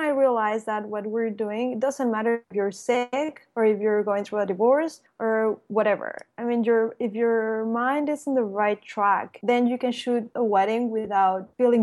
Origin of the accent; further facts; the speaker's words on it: Mexico City, Mexico; now in Cancun, Mexico; I was born in Mexico City. And I've been living in Cancun for 25 years.